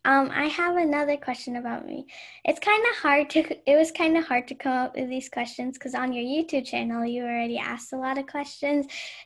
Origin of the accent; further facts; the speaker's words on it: Seattle, Washington, United States; also born or lived in Philippines / New York; I was born in the Philippines and I was there until I was 7. And when we moved to America, I stayed in New York for like 6 months because as like a passing period. And then I went to Seattle.